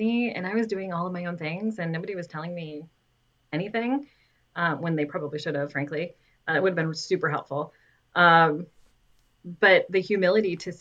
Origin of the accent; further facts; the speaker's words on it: West Michigan, United States; me growing up in West Michigan, like, of course, you know Meijer